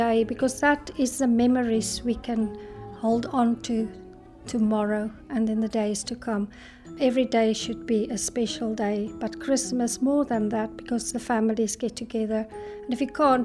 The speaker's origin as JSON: {"language": "English", "country": "South Africa", "moved": "yes", "lives_now": "Scotland", "said": "I'm from South Africa."}